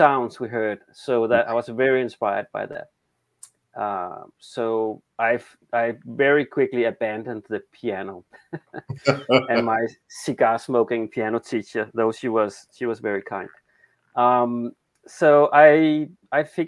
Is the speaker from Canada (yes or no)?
no; Denmark; accent: Danish; English is a second language; I'm from Denmark. That's the awkward accent.